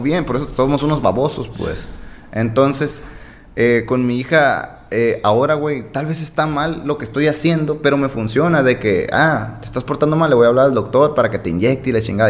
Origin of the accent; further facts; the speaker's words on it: Guasave, Sinaloa, Mexico; also born or lived in Los Mochis, Sinaloa / Adolfo Ruiz Cortines, Sinaloa; Soy de Guasave, pues nací en Mochis, pero me crié en Guasave toda mi vida.